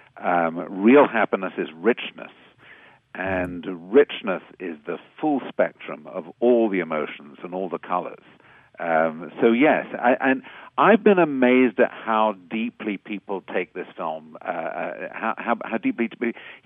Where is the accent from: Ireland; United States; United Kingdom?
United Kingdom; moved away; I'm a Brit, as you can hear, but I'm also an American citizen.